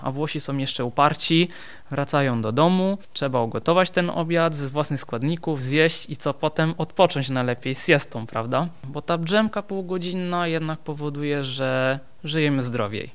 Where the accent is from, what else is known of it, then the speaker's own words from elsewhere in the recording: Benevento, Campania, Italy; Polish is a second language; moved away as an adult; also born or lived in Poland; now in Wrocław, Poland; Urodziłem się w Benevento we Włoszech, dokładnie południe Włoch.